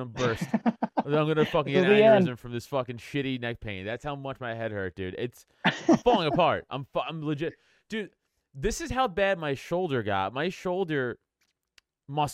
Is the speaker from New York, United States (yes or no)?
yes; New York City, New York, United States; moved away as an adult; also born or lived in Philadelphia area; now in outside Philadelphia, United States; I grew up in Staten Island next to the dump